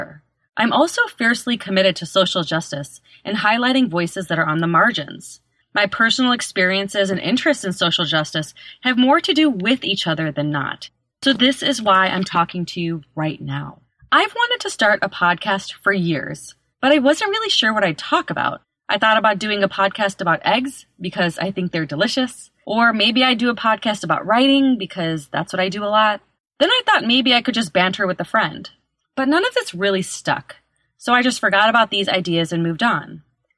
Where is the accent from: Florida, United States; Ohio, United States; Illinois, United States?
Illinois, United States; Chicago; now in Los Angeles, United States; I was born and raised in Chicago, but I now live in Los Angeles